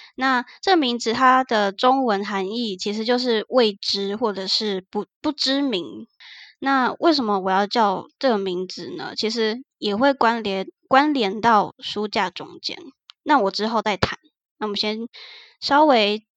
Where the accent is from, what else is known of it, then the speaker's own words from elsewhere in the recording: Taichung, Taiwan; moved away as an adult; now in Kaohsiung, Taiwan; 其实我们两个都不是高雄人，我们都是台中人，然后来 高雄读书